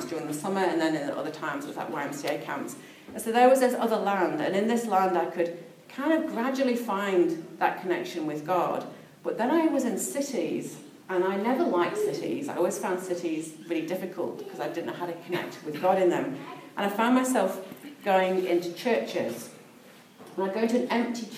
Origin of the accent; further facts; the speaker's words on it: Peak District, East Midlands, United Kingdom; now in New Zealand; I was brought up in the Peak District, which is a beautiful part of England